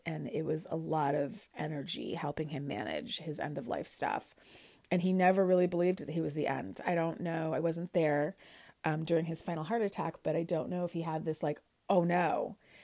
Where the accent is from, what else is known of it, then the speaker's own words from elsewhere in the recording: Chicago, Illinois, United States; moved away as an adult; also born or lived in Kansas / Michigan; now in New York City, United States; I, I grew up in Chicago, Illinois, um, in Lincoln Park, Lakeview area.